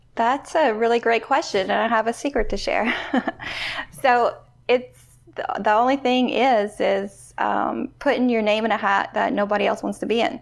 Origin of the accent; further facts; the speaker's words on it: Louisiana, United States; I'm from Louisiana